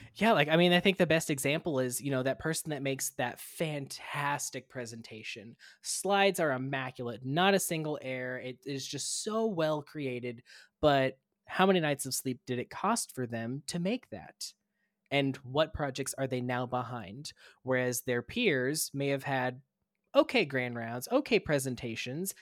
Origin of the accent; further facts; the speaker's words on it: Kansas, United States; moved away as an adult; also born or lived in Florida / Minnesota; now in Missouri, United States; I went to school in Kansas